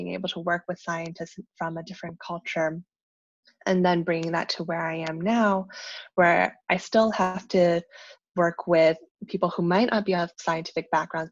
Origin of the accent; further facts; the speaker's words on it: Vernon, Virginia, United States; I came from Vernon, Virginia as my hometown